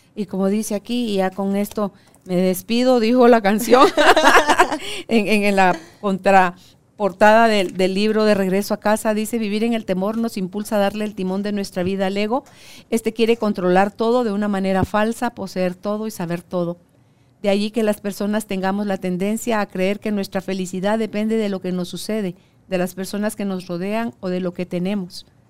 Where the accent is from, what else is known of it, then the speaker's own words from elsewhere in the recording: Guatemala; ahora acá en mi país